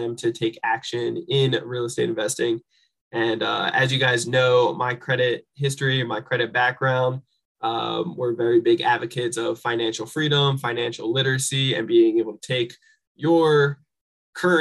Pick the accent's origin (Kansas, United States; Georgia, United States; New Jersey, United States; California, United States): New Jersey, United States; moved away; I'm originally from New Jersey and grew up with a single parent mom